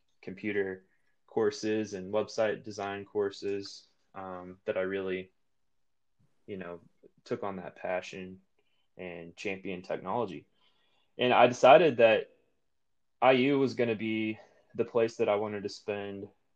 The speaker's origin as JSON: {"language": "English", "town": "Brownstown", "region": "Indiana", "country": "United States", "tie": "born or raised there", "also_born_or_lived": "Bloomington, Indiana", "lives_now": "Indianapolis, United States", "said": "I'm originally from Brownstown, Indiana"}